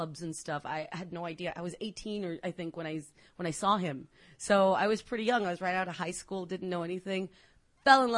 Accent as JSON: {"language": "English", "town": "McAllen", "region": "Texas", "country": "United States", "tie": "born or raised there", "said": "I grew up in McAllen, Texas"}